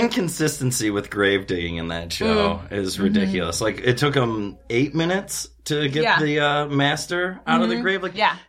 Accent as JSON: {"language": "English", "region": "Illinois", "country": "United States", "tie": "born or raised there", "said": "I grew up in Illinois."}